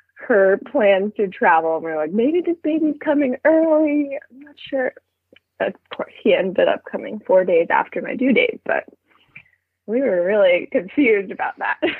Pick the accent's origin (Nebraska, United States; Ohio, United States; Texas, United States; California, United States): California, United States; Berkeley; also born or lived in Treasure Island, San Francisco Bay Area; we're moving to Berkeley soon, which is my hometown